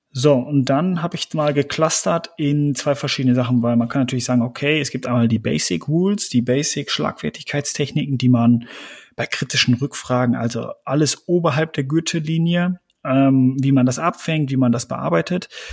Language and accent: German; West Münsterland, North Rhine-Westphalia, Germany; Wir sind Westmünsterländer